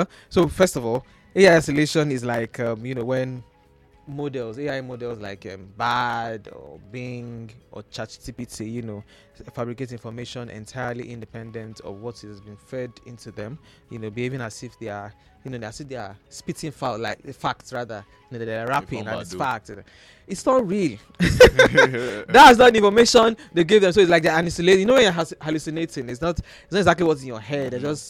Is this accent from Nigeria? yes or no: yes; Nigeria; I mean, as a Nigerian, why are you doing one job?